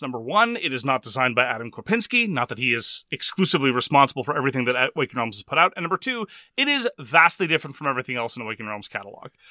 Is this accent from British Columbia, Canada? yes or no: no; Quebec, Canada; I'm from Quebec